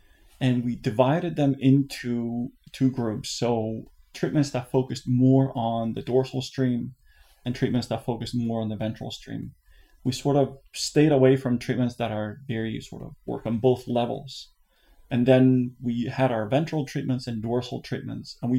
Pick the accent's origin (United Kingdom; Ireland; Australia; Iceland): Iceland; moved away as an adult; now in United States; I'm originally from Iceland